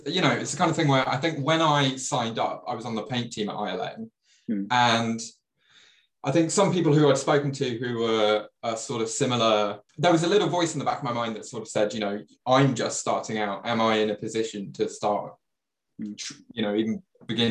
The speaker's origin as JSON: {"language": "English", "area": "Leicestershire", "region": "East Midlands", "country": "United Kingdom", "also_born_or_lived": "Hatfield, Hertfordshire", "moved": "yes", "lives_now": "London, United Kingdom", "said": "originally, I was from Leicestershire, so the Midlands of the UK."}